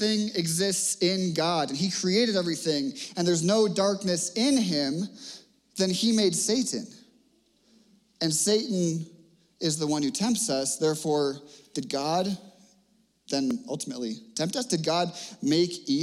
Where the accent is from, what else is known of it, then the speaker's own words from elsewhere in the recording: Cape Cod, Massachusetts, United States; now in Littleton, United States; When I was growing up on Cape Cod